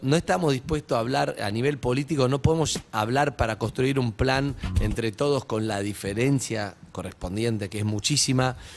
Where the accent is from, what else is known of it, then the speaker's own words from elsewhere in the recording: Argentina; ese orgullo que tenemos de ser argentinos